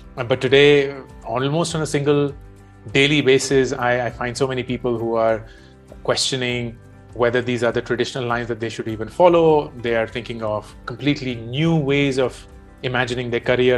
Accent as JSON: {"language": "English", "country": "India", "tie": "born or raised there", "said": "growing up in India in the 1980s"}